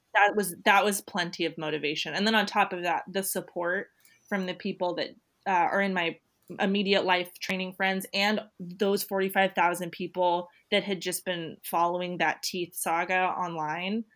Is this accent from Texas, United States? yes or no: no; Santa Rosa, California, United States; Santa Rosa is my hometown